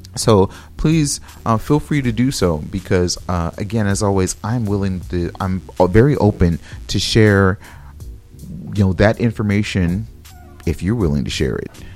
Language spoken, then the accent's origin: English; California, United States; moved away; I'm from California